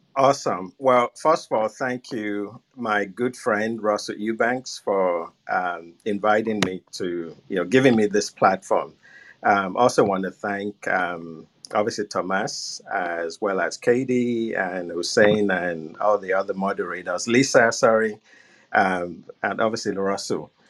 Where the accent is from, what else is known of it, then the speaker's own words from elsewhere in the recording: Nigeria; moved away; I was born and raised in Nigeria